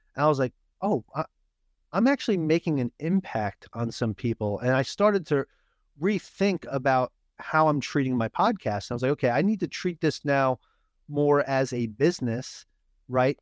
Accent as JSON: {"language": "English", "region": "New York", "country": "United States", "moved": "yes", "said": "I'm from New York"}